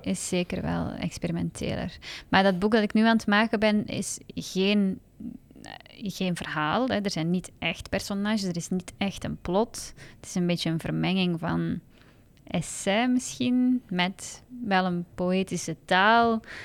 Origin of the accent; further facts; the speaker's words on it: Hasselt, Flanders, Belgium; moved away as an adult; now in Antwerp, Belgium; ik ben eigenlijk opgegroeid in Hasselt.